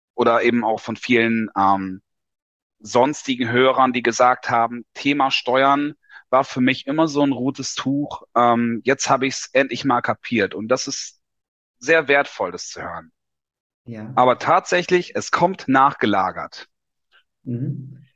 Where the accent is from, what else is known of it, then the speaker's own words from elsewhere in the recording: Lower Saxony, Germany; moved away as an adult; 1981 geboren in Niedersachsen in der Provinz, klassisch Schule gemacht